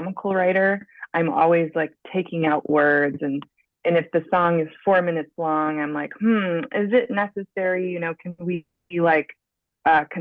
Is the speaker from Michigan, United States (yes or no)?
yes; Grand Rapids, Michigan, United States; now in St. Louis, United States; I grew up in Western Michigan, Grand Rapids area